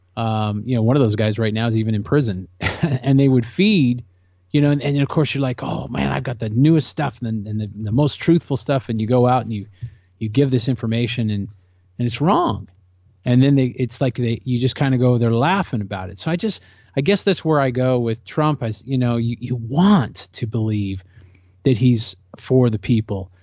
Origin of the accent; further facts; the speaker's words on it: California, United States; that's my home state. I love California.